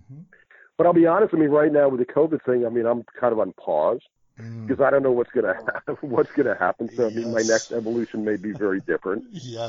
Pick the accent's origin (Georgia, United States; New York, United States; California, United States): New York, United States; New York City; moved away as an adult; also born or lived in Boston; now in Santa Cruz, United States; I was born in New York City, born and raised in New York City, and I went to three art schools for a total of 6 years. I went to 1 year in New York City at the School of Visual Arts. Then I moved to Boston to go to art school